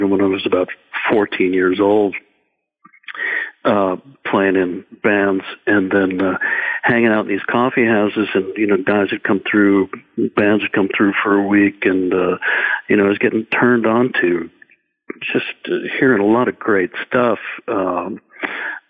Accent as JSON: {"language": "English", "town": "Belmont", "region": "Massachusetts", "country": "United States", "tie": "born or raised there", "said": "I grew up in Belmont, Massachusetts, which is a little burb just outside of Boston, about 10, 12 miles"}